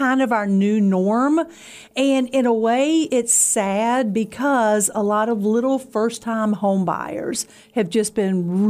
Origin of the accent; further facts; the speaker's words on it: Pulaski County, Virginia, United States; We moved to Pulaski County. I was in the sixth grade, so about 12 years old. So I've been here, what, 40-plus years?